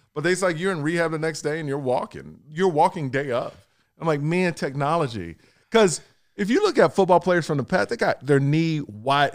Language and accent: English; Texas, United States; I'm from Texas